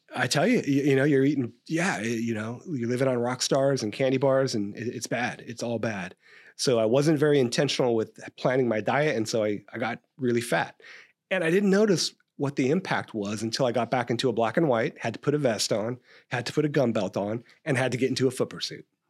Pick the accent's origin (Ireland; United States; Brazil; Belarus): United States; Stockton, California; I grew up in Stockton